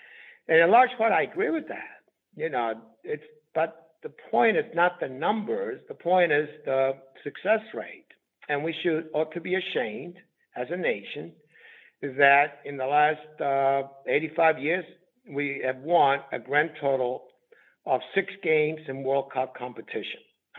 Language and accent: English; Southern Italy, Italy; I come from Southern Italy